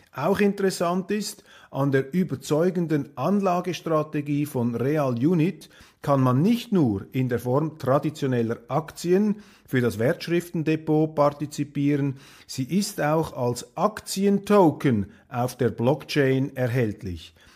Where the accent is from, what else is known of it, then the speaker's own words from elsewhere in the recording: Switzerland; als Schweizer